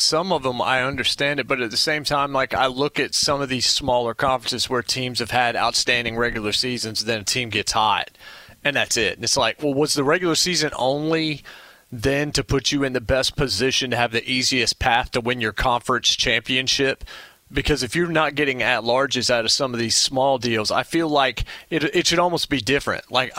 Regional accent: Winston-Salem, North Carolina, United States; I grew up in Winston-Salem, North Carolina

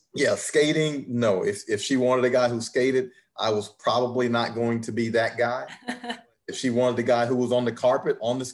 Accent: Macon, Georgia, United States; I'm not Texas, Macon, Georgia here.

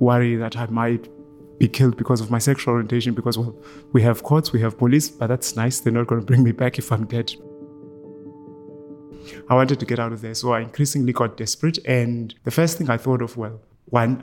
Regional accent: Eastern Cape, South Africa; moved away as an adult; now in Ireland; I was born in the Eastern Cape in South Africa

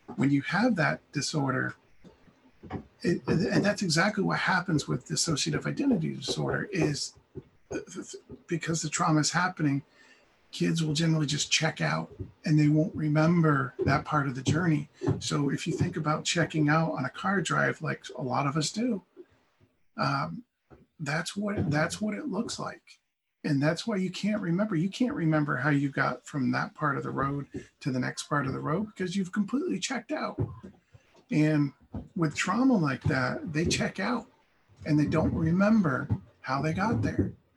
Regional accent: Castleton, Vermont, United States; I grew up in Castleton, Vermont

